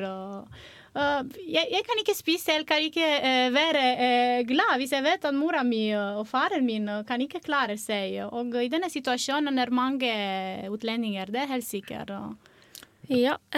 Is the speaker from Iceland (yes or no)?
no; Romania; Norwegian is a second language; moved away as an adult; now in Norway; Jeg kommer fra Romania